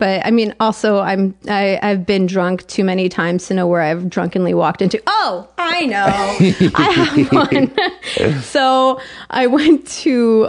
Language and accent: English; Tenafly, New Jersey, United States; People told me that the defining facts about me that they know is that I'm Jewish and from Tenafly, New Jersey.